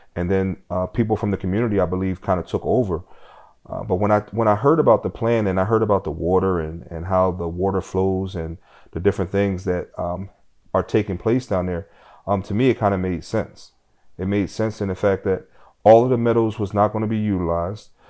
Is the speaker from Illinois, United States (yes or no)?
no; Philadelphia, Pennsylvania, United States; growing up in South Philadelphia